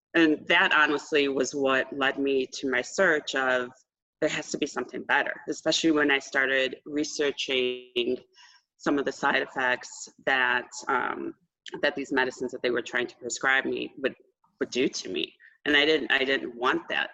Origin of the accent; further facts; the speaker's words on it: Austin, Texas, United States; I'm from Austin, Texas